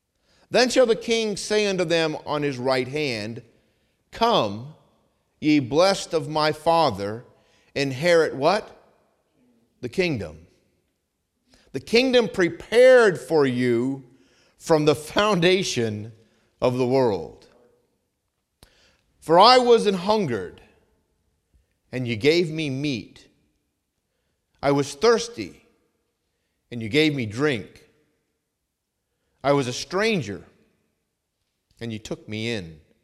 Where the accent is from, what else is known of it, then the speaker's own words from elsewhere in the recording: Vermont, United States; I grew up hunting in Vermont, and I'm a great shot.